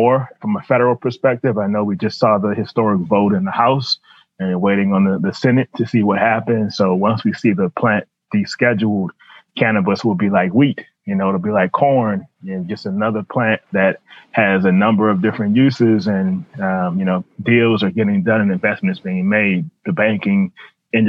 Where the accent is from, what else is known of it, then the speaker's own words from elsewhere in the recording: New Orleans, Louisiana, United States; moved away as an adult; also born or lived in Dallas; now in Washington, D.C., United States; So I grew up in New Orleans, New Orleans kid, New Orleans public school kid